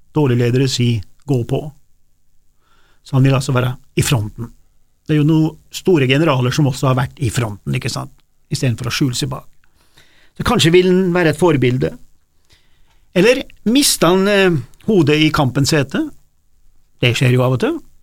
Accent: Norway; der jeg kommer fra, da, fra min dialekt, fra, fra, fra mitt område oppe på Dårefjell

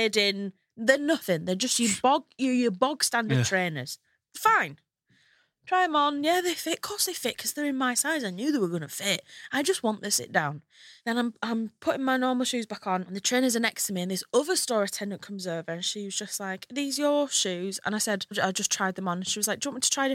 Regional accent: Hull, Yorkshire and the Humber, United Kingdom; now in London, United Kingdom

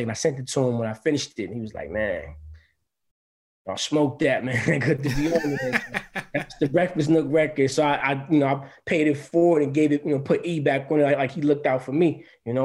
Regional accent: Grand Rapids, Michigan, United States; my hometown of Grand Rapids

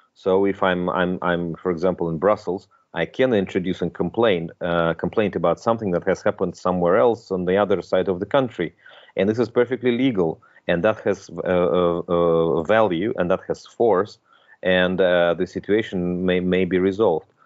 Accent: Moscow, Russia; moved away as an adult; also born or lived in Belgium; now in Luxembourg; I was born in Moscow. I'm originally I'm a Russian

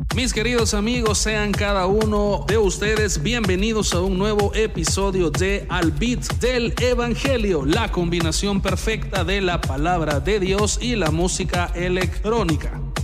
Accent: El Salvador; Soy salvadoreño, pero me considero un costarricense más.

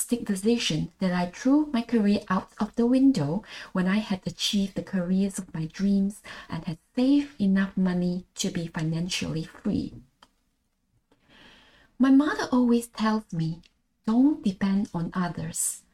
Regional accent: Malaysia; accent: Manglish; first language Malay; English is a second language; moved away as an adult; also born or lived in Klang Valley / Galway, Ireland / the Burren, Ireland; now in Ireland; I am a Malaysian born. Long story short, in 2014, I moved to Galway in the west of Ireland

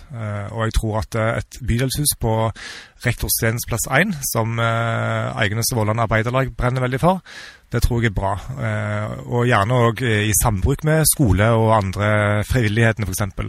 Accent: Sokn, former Rennesøy municipality, Rogaland, Norway; also born or lived in Ålgård / Bergen / United States / Sandnes; now in Stavanger, Norway; Jeg er født og oppvokst på Sukken i tidligere Rennesøy kommune

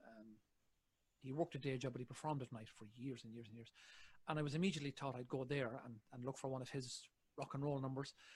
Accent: Ireland; I'm an Irishman.

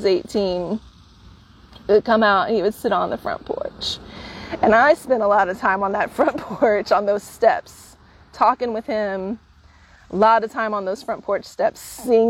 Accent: Bartlesville, Oklahoma, United States; now in San Francisco, United States; to arrive here at my hometown.

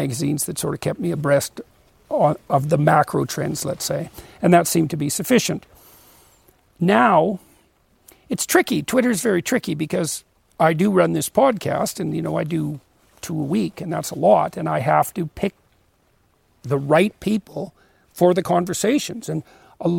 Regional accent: Canada

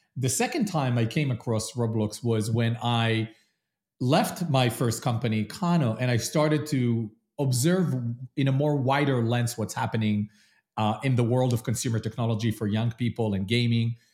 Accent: Israel; moved away as an adult; also born or lived in London / New York; now in Columbus, United States; I am originally from Israel, lived in London, then moved to New York

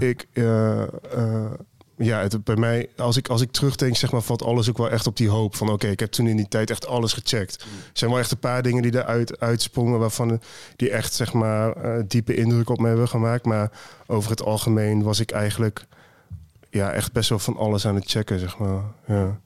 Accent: Twello, Gelderland, Netherlands; also born or lived in Deventer / Amsterdam / Haarlem; ik ben opgegroeid in Twello dorpje ernaast

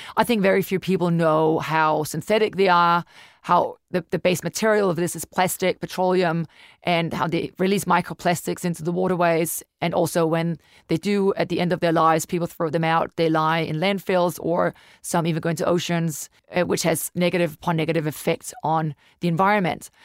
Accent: Denmark; moved away as an adult; now in New Zealand; I'm from Denmark, originally been in New Zealand for ten years now

